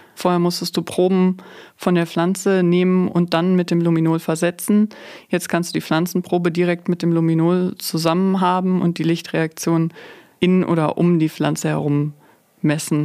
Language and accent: German; Münsterland, North Rhine-Westphalia, Germany; ich komme hier aus dem Münsterland.